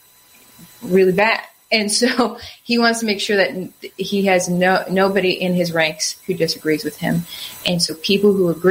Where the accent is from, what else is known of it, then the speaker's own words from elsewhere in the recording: Wisconsin, United States; I'm from Wisconsin.